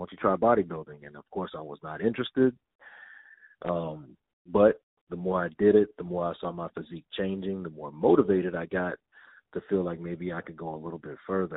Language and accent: English; Denton, Texas, United States; I'm a young little black kid from Denton, Texas.